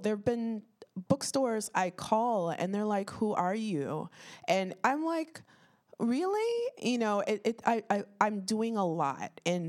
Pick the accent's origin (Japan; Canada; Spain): Canada; Toronto, Ontario; I grew up in Toronto. I lived in, now it's very diverse. I grew up in North Etobicoke and Jane and Finch represent Rexdale.